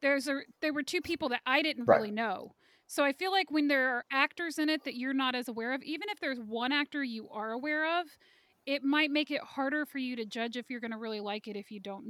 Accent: Kansas City, United States; moved away; I'm originally from Kansas City

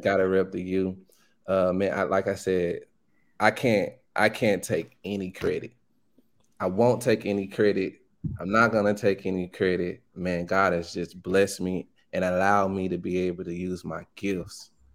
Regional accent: Pine Bluff, Arkansas, United States; I'm from Pine Bluff. It's a small town in Arkansas

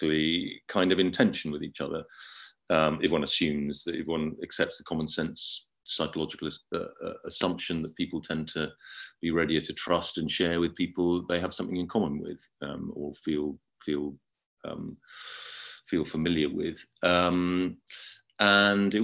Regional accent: United Kingdom; I'm British. I have lived in Britain all my life, although I'm actually half American

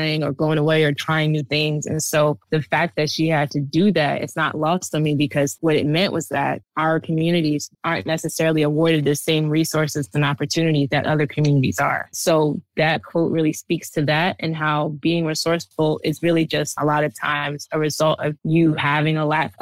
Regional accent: East Orange, New Jersey, United States; I grew up in East Orange, New Jersey.

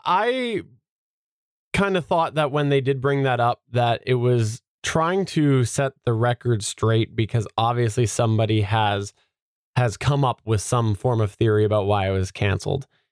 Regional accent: Canada; I'm Canadian.

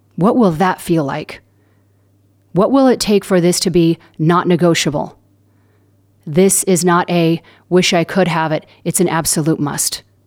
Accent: Southern California, United States; I'm from Southern California

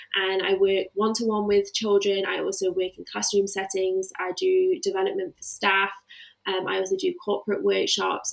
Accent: the Midlands, England, United Kingdom; moved away as an adult; now in Melbourne, Australia; I do currently live in Melbourne, Australia, but I am from the Midlands in England and I moved to Australia four and a half years ago

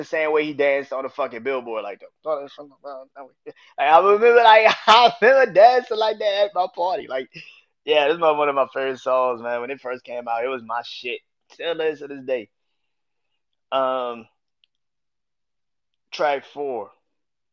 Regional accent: New Orleans, Louisiana, United States; New Orleans, Louisiana, my hometown

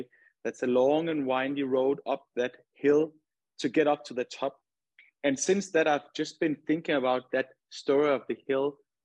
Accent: Denmark; moved away as an adult; now in Houston, United States; my childhood in my hometown. We have this, we have snow. Obviously, there's not snow in Houston, but in Denmark, there's a lot of snow

